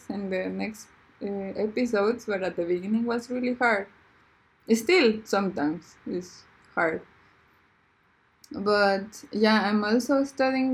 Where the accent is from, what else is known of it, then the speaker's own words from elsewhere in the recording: Mexico City, Mexico; moved away as an adult; now in Hamburg, Germany; I'm from Mexico City